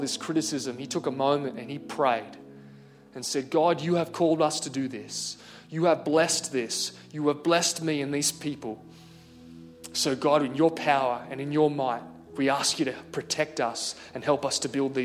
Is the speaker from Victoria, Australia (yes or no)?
no; Hunter Valley, New South Wales, Australia; I grew up in the Hunter Valley